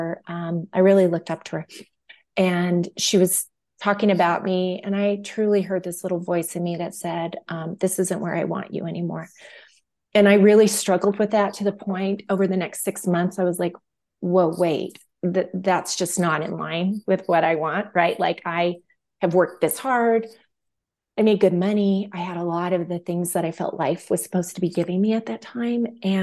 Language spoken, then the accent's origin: English; New Mexico, United States; moved away as an adult; now in Colorado, United States; I'm from New Mexico, and I was actually born just outside of the Navajo Reservation